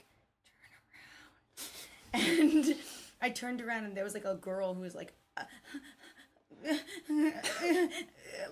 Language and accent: English; West Coast, United States; I'm from the West Coast